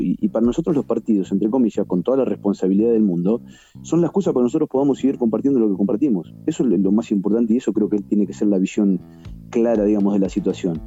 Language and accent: Spanish; La Plata, Buenos Aires Province, Argentina; yo soy de La Plata